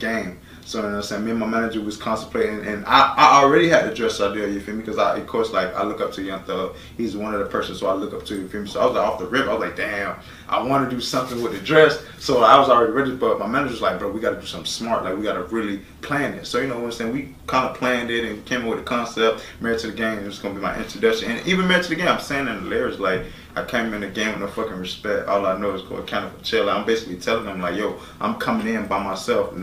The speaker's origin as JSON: {"language": "English", "area": "Broward County", "region": "Florida", "country": "United States", "said": "I'm from Broward County"}